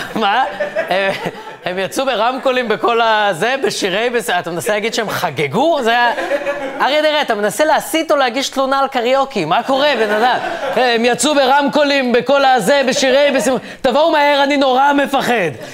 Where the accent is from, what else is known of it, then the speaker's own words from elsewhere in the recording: Ra'anana, Central District, Israel; אני גדלתי ברעננה